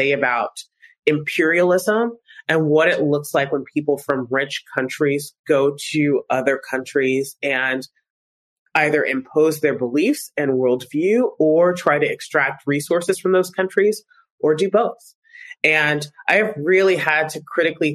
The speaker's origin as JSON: {"language": "English", "country": "United States", "said": "I'm American with a Harvard law degree"}